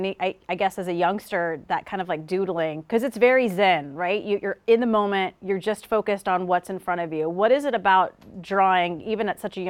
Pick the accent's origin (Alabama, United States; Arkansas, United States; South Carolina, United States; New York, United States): South Carolina, United States; I'm from South Carolina.